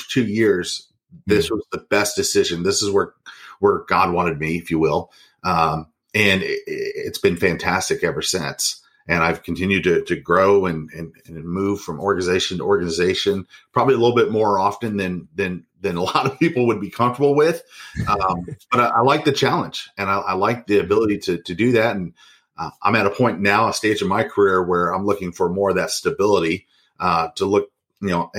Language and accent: English; Kansas City, Kansas, United States; I come from Kansas City, Kansas.